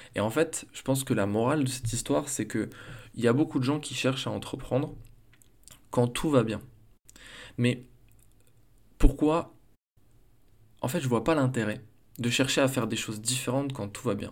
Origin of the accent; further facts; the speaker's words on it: Besançon, Bourgogne-Franche-Comté, France; also born or lived in Strasbourg; je retourne chez moi à Besançon